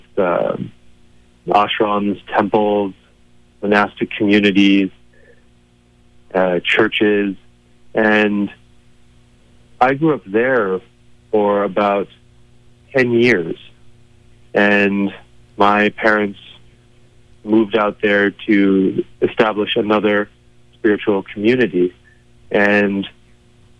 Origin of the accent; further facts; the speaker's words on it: Colorado, United States; also born or lived in Boulder County, Colorado / Crestone, Colorado; I grew up in Colorado mostly, in Boulder County, but also a great deal of that time, I grew up in southern Colorado in the San Luis Valley in a small town called Crestone